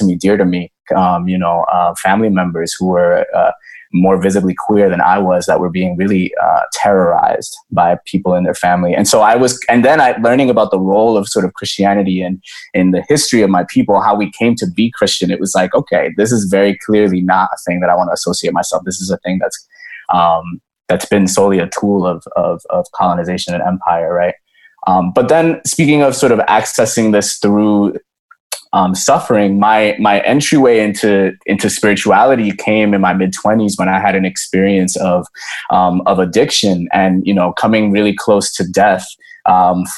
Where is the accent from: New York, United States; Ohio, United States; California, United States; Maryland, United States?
New York, United States; also born or lived in Dominican Republic; I was growing up in New York, I was born in the DR, but I was growing up in New York